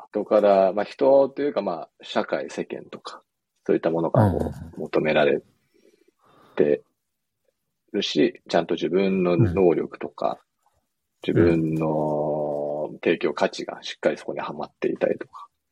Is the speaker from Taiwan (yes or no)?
no; United States; moved away; アメリカ育ちの個人投資家